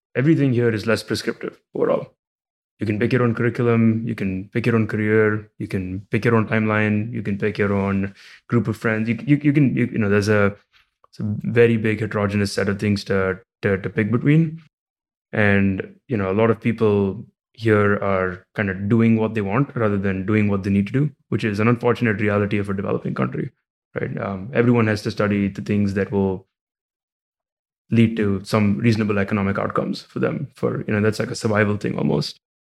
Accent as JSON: {"language": "English", "town": "Mumbai", "region": "Maharashtra", "country": "India", "tie": "born or raised there", "also_born_or_lived": "Illinois, United States", "moved": "as an adult", "lives_now": "United States", "said": "I, I grew up in India, in Mumbai"}